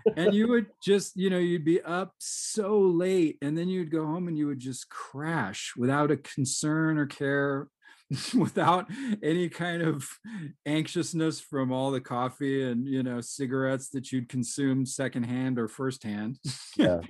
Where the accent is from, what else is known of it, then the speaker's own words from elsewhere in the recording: Seattle, Washington, United States; I grew up in Seattle, so I mean, I'm in the home of of coffee